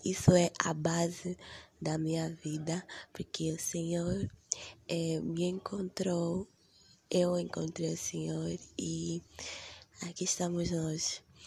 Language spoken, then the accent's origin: Portuguese; Angola; sou de Angola, vivo em Luanda, na capital